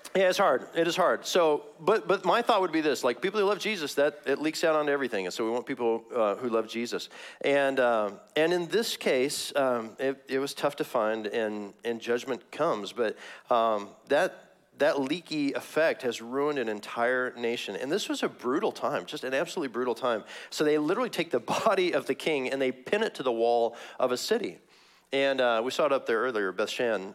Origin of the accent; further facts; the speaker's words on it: Missouri, United States; moved away; I'm from Missouri originally, Missouri.